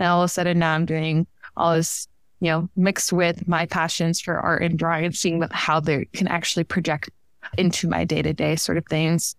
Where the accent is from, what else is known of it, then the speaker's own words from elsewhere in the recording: Miami, Florida, United States; now in Tennessee, United States; I like to say that I'm from Northern Cuba, which is commonly referred to as Miami, Florida. I grew up there since my inception.